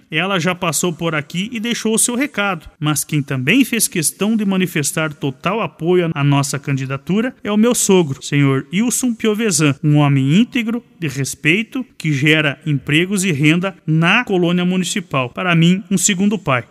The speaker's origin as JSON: {"language": "Portuguese", "country": "Brazil", "said": "Mato Preto, minha terra amada"}